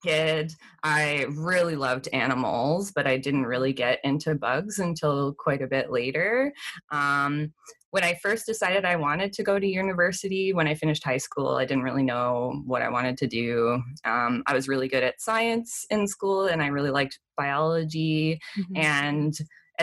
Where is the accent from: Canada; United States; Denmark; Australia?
Canada; also born or lived in British Columbia; I'm from Canada. I live in the province of British Columbia